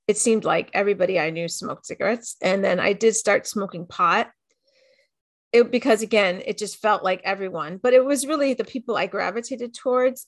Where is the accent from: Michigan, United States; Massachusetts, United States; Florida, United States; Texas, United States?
Florida, United States; Miami; I grew up in Miami, in a pretty w-, well-to-do area